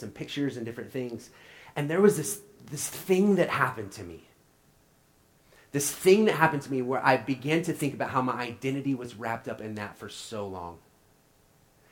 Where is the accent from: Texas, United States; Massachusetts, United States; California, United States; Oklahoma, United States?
Oklahoma, United States; now in St. Louis, United States; I'm from Oklahoma